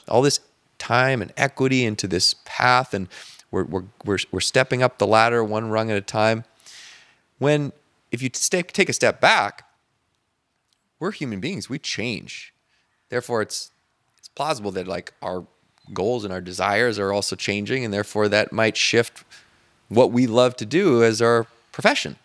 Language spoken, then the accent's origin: English; Canada; now in Marina del Rey, United States; just being Canadian